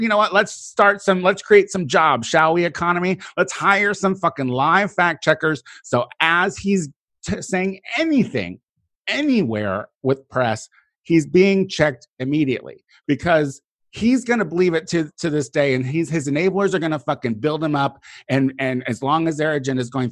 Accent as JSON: {"language": "English", "country": "United States", "said": "the American people"}